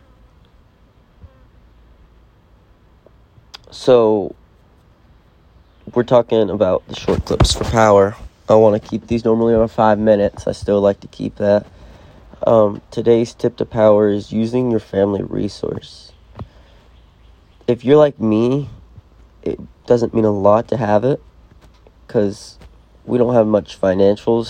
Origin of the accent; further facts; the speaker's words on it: North Carolina, United States; moved away; I'm originally from North Carolina